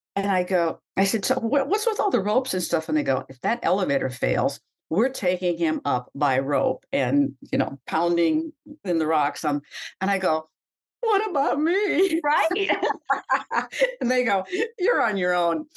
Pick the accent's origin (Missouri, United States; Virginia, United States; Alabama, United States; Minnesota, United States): Minnesota, United States; moved away as an adult; now in New York, United States; when you come from a little tiny town um, on the prairies of Minnesota. Mm-hmm. My hometown is very close to the setting for Little House on the Prairie